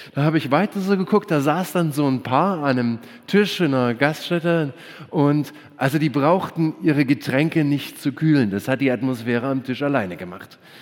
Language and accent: German; Germany; Wir Deutschen